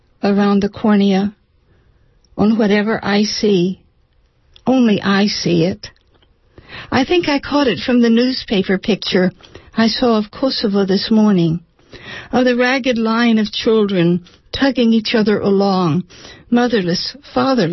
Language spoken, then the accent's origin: English; Alameda, California, United States; I'm from Alameda